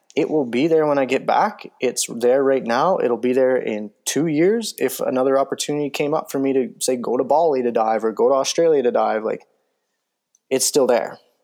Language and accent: English; Calgary, Alberta, Canada; I live 20 minutes away from it.